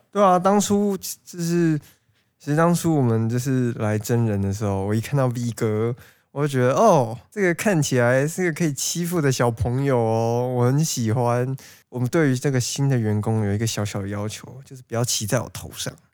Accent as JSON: {"language": "Chinese", "region": "Taipei", "country": "Taiwan", "said": "身为身份证号是 A 的我"}